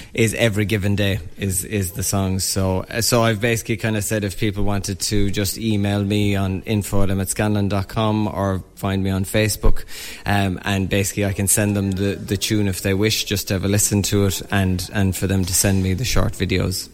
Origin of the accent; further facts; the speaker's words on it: Newcastle West, Munster, Ireland; moved away as an adult; also born or lived in London / Galway; grew up in Newcastle West, um, and then I was in London for about 10 years, so back home about four years now